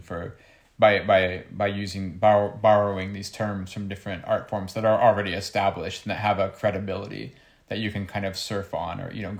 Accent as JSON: {"language": "English", "country": "United States", "tie": "born or raised there", "said": "I grew up in America"}